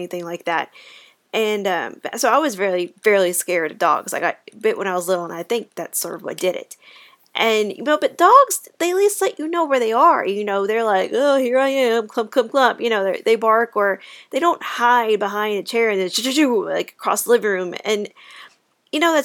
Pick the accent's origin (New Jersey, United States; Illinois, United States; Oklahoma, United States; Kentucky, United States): Kentucky, United States; I am from Kentucky